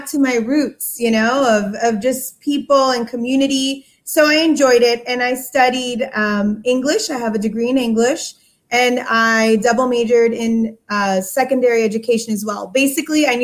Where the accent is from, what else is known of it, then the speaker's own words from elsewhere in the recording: Miami Beach, Florida, United States; also born or lived in Elizabeth, New Jersey / Mobile, Alabama; I moved down to South Beach in 1988 when I was 4 years